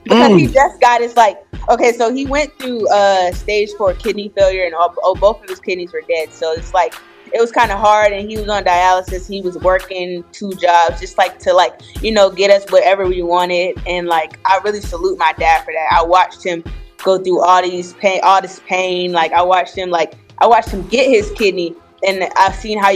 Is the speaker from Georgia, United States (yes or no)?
yes; Atlanta, Georgia, United States; I'm from Atlanta